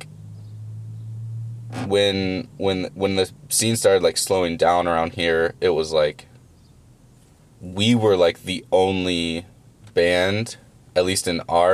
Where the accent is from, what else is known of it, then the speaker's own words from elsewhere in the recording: Schererville, Indiana, United States; also born or lived in Highland, Indiana; I grew up in Schererville, which is one town over